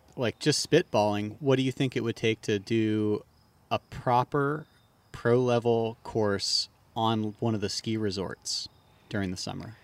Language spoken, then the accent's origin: English; Maryland, United States; I am from Maryland.